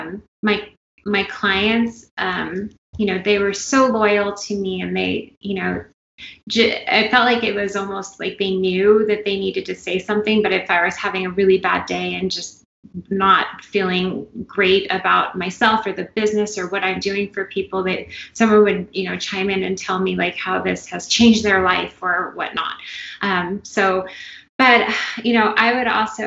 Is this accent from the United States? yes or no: yes; California, United States; moved away; I'm from California